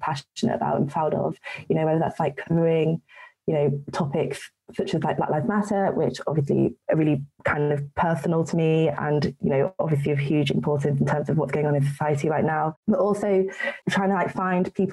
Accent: United Kingdom; I'm British

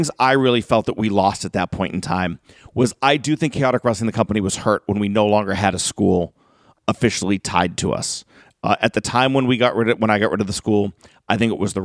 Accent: North Reading, Massachusetts, United States; I grew up in North Reading, like one or two towns over from Killer Kowalski's school.

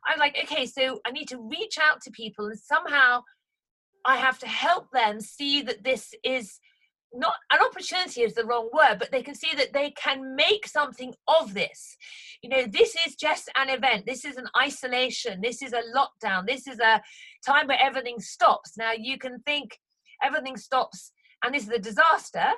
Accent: Haslemere, South East England, United Kingdom; Hazelmere is my hometown

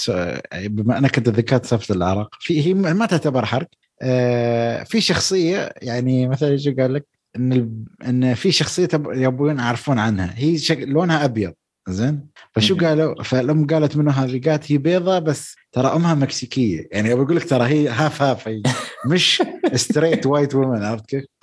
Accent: Syria; بس انا سوري

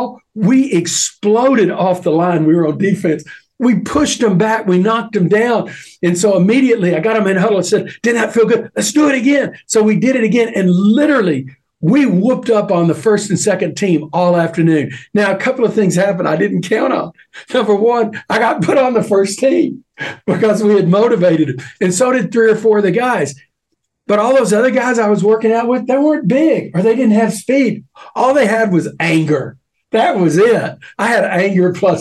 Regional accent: Texas, United States; I'm a Texan.

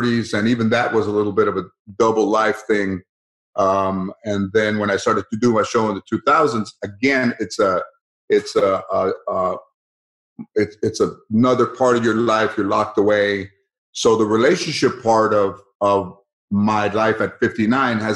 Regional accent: Los Angeles, California, United States; I grew up in San Fernando, Mission Hills.

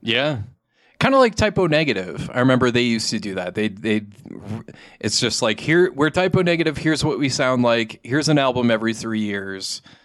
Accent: Saint Paul, Minnesota, United States; now in Albuquerque, United States; I'm actually from Saint Paul area, Minnesota

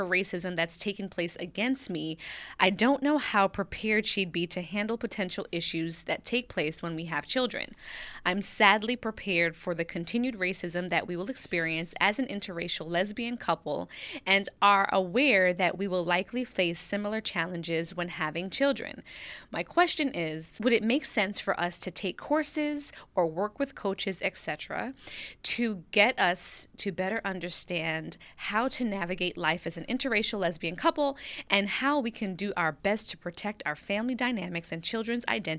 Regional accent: Jamaica; I'm Jamaican. Yadi. Link up. I am Jamaican and my wife is white Caucasian. I was adopted and raised by a white family.

